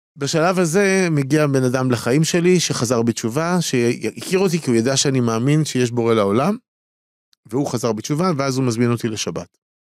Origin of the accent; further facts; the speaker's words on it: Tel Aviv, Tel Aviv District, Israel; אני גדלתי בתל אביב, בסדר? אה, תל אביבי